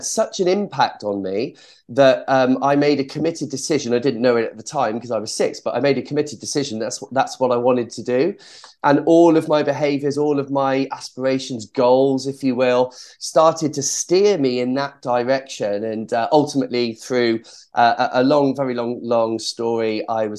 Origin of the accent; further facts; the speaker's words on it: Cheltenham, South West England, United Kingdom; I was born in Cheltenham in Gloucestershire. And so around the local area, there were various sporting activities for young, energetic children. And I tried them all